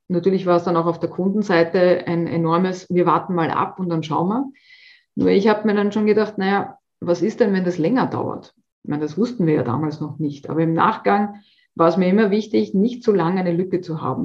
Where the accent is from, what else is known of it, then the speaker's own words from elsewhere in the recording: Austria; bei uns in Österreich